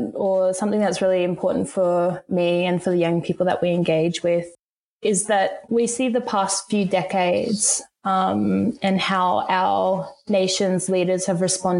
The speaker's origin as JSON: {"language": "English", "town": "Rockhampton", "region": "Queensland", "country": "Australia", "tie": "born or raised there", "said": "Growing up in a regional town, I was always really keen to leave and explore the world."}